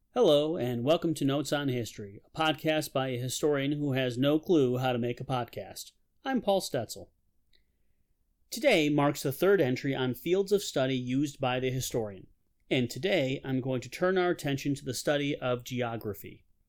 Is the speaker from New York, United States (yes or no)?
yes; Rochester, New York, United States; also born or lived in Pittsford, New York; I grew up in Rochester, New York.